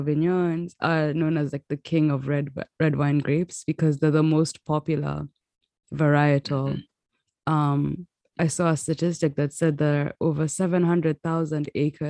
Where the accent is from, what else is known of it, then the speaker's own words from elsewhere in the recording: Kenya; accent: Kenyan; now in United States; we're from Kenya, because in the climate we grew up